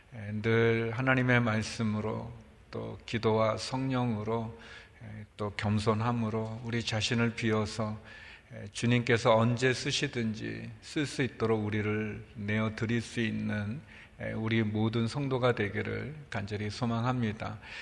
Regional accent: Seoul, South Korea; 서울에서 자랐어요. 뭐 물론 이제 사대문 밖이었지만 사대문 조금 밖에.

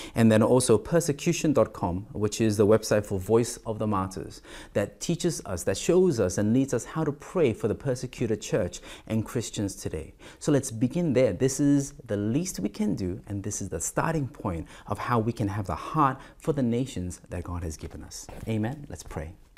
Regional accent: South Korea; moved away as an adult; also born or lived in Malaysia / Singapore / Australia; I was and am more exposed to the nations in Korea, in my home country in Asia

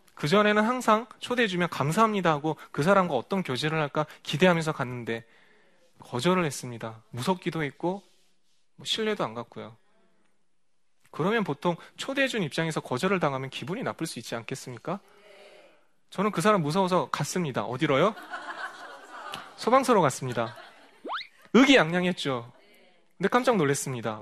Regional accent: South Korea; moved away as an adult; 제 고향 한국에 돌아와서

